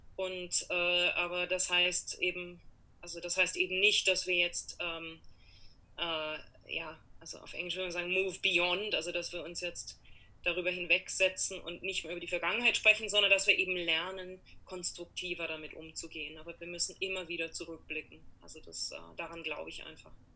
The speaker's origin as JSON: {"language": "German", "town": "Karlsruhe", "region": "Baden-Württemberg", "country": "Germany", "tie": "born or raised there", "moved": "as an adult", "lives_now": "New York, United States", "said": "Mein Großvater war Fahrlehrer äh, in Karlsruhe, in meiner Heimatstadt"}